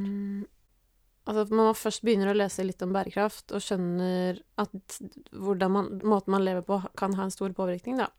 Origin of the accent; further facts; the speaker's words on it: Norway; now in Oslo, Norway; Jeg er fra Sigrud. Mm. Uh. Er oppvokst i skogen